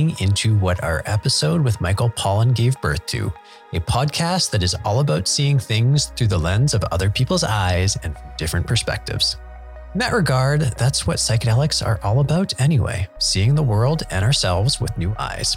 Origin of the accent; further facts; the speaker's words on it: Canada; my home country of Canada